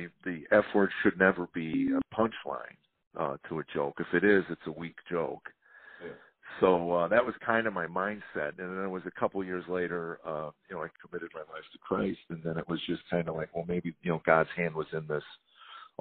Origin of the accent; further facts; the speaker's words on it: Chicago, Illinois, United States; now in Tennessee, United States; I was born and raised in Chicago, but I've been here 22 years